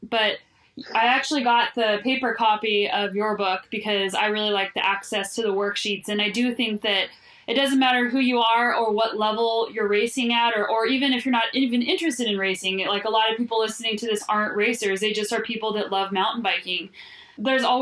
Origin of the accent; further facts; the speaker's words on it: New Mexico, United States; moved away; I'm actually from the desert. I grew up in New Mexico